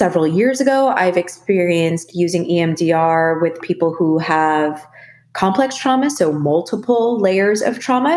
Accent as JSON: {"language": "English", "country": "Philippines", "said": "I am a Filipino woman."}